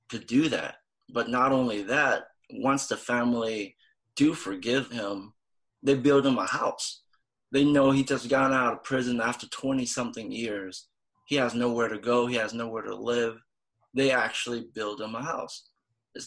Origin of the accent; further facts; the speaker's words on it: Vietnam; I'm from Vietnam